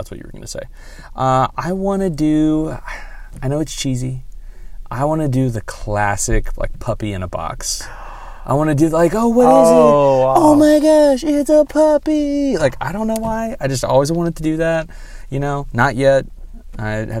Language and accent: English; Texas, United States; I'm a Texan